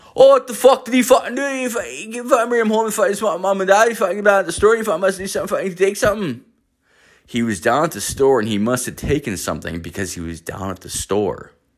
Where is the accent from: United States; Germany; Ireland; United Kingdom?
Ireland; moved away; I am Irish, I'm from the Emerald Isle